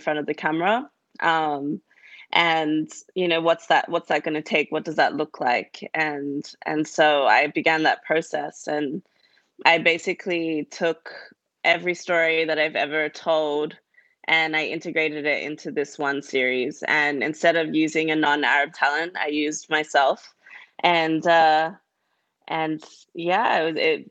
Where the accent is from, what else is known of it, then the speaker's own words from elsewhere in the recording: Australia; accent: Australian; I grew up in Australia